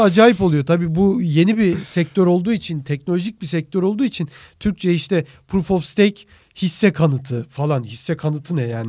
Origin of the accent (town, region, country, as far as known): Turkey